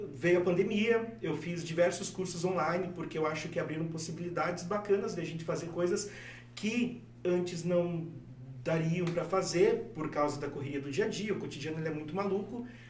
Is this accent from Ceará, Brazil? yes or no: no; interior of Rio Grande do Sul, Brazil; moved away; Eu venho do interior do Rio Grande do Sul, de uma cidade onde o minuano subia e só para gelado no osso do peito